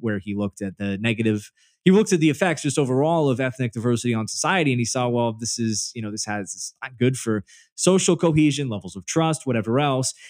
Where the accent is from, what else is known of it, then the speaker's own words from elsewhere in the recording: Northern Virginia, United States; I grew up in Northern Virginia